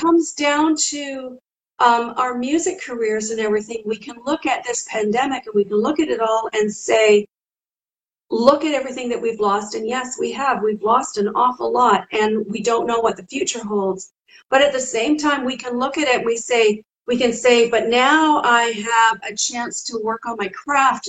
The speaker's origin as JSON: {"language": "English", "country": "Canada", "said": "I'm from Canada"}